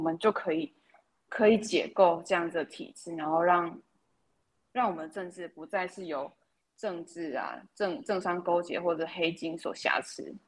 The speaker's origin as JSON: {"language": "Chinese", "country": "Taiwan", "said": "身为台湾人"}